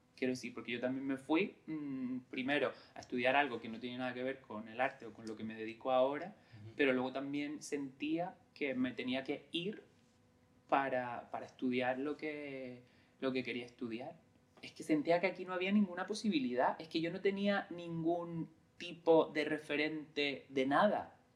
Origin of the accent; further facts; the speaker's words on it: San Bartolomé, Canary Islands, Spain; moved away as an adult; also born or lived in Tenerife / Madrid; Yo crecí en, un, en San Bartolomé, que es un pueblo de Lanzarote